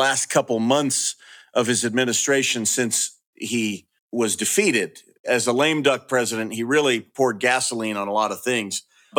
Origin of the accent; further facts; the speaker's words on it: California, United States; moved away; I'm from California. I left there